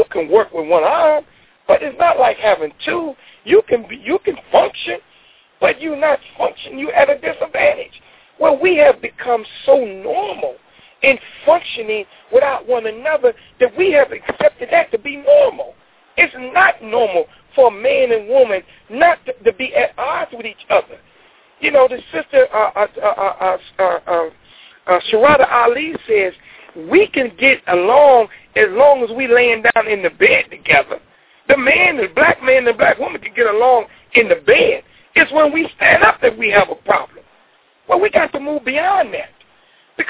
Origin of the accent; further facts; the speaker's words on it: United States; I come from America